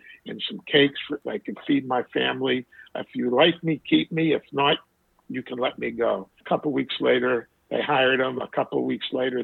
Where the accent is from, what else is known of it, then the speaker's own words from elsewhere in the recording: Pittsburgh, Pennsylvania, United States; growing up in Pittsburgh and growing up when I did